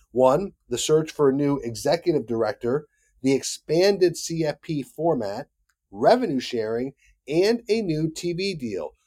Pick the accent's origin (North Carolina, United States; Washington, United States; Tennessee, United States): North Carolina, United States; Charlotte; right here in my hometown of Charlotte, North Carolina